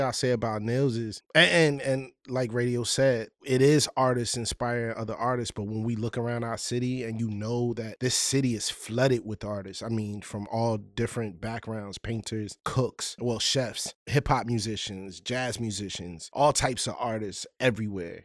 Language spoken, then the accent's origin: English; Richmond, Virginia, United States; I'm a artist from Richmond, Virginia